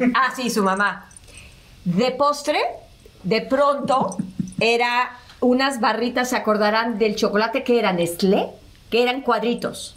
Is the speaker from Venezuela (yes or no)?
no; Mexico City, Mexico; Ya que nació Oscar, mi hermano se vinieron a vivir a México nacimos otros cinco